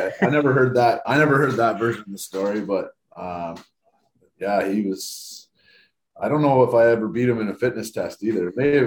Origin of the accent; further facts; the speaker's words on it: Blyth, Ontario, Canada; I'm from Blythe, just about an hour north of London.